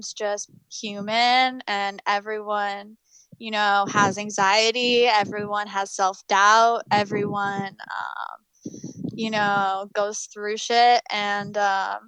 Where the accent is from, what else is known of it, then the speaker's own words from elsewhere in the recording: New Hope, Pennsylvania, United States; I'm from Pennsylvania